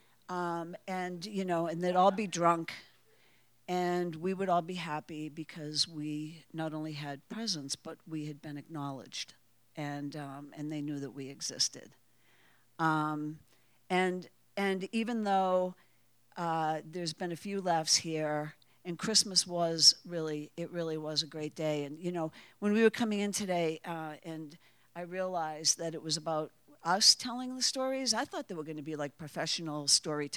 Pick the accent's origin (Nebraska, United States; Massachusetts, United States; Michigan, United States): Massachusetts, United States; Waltham; I grew up in Waltham, Massachusetts.